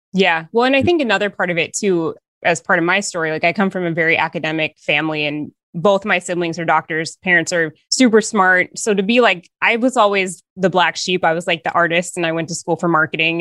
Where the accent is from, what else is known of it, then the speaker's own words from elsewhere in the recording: Northern Minnesota, United States; I am from Northern Minnesota